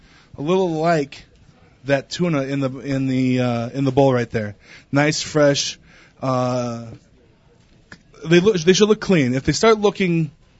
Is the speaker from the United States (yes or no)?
yes; Seattle, Washington, United States; moved away; I'm from Seattle, Washington